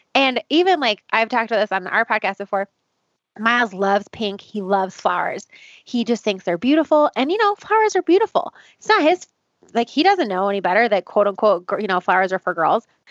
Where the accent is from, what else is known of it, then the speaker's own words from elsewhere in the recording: Boulder, Colorado, United States; I'm from Boulder